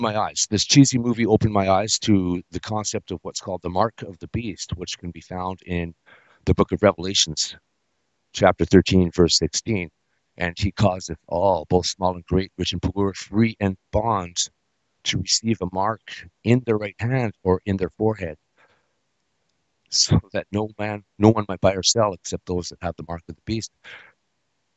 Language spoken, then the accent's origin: English; British Columbia, Canada; I was born in Canada, in British Columbia, in 1973